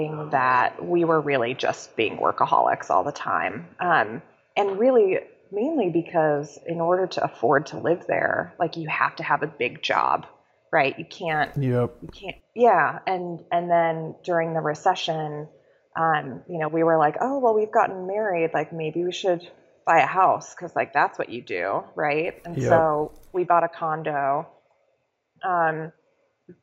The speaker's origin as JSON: {"language": "English", "area": "outside San Francisco", "region": "California", "country": "United States", "tie": "born or raised there", "also_born_or_lived": "San Diego, California", "said": "I grew up outside San Francisco in the suburbs"}